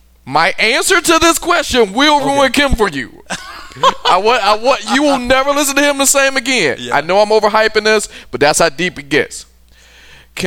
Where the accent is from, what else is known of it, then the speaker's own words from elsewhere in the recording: Detroit, Michigan, United States; I'm from Detroit.